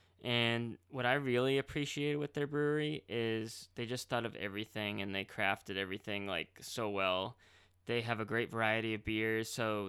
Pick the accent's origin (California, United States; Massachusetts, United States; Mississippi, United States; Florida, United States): Massachusetts, United States; Marlborough; on how the brewery is going to be going into Marlborough, Massachusetts, which was mm-hmm. pretty much my hometown. I lived right on the border.